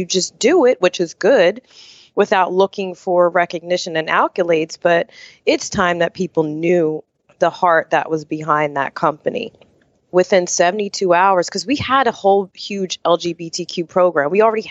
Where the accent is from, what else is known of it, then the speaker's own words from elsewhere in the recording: Camden, New Jersey, United States; Yes, I am. I was born in Camden, New Jersey.